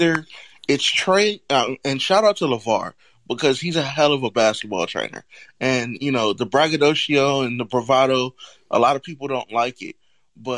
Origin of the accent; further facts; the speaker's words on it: California, United States; growing up in California, it's a little bit more relaxed